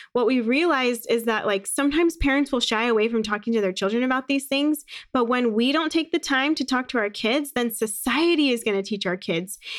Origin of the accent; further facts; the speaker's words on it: Phoenix, Arizona, United States; also born or lived in San Francisco, California; I was born in San Francisco. My parents are both from New York, and they moved to California when my mom was getting her P H D. And then, um, when I was about five, we ended up moving to Phoenix